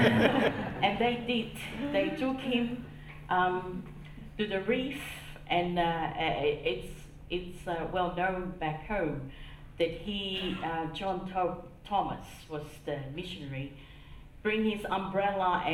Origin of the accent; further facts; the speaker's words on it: Tonga; growing up in Tonga